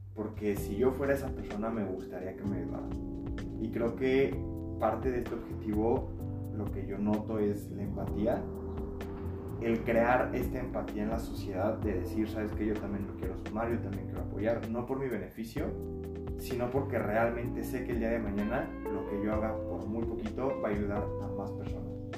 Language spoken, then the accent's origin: Spanish; Mexico; nos llevamos como mexicanos